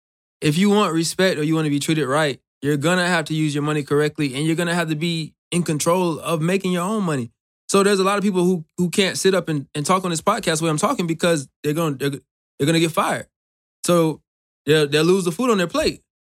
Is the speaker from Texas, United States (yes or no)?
no; Clearwater, Florida, United States; I'm from Clearwater, Florida, so that's about 4 hours away from Miami.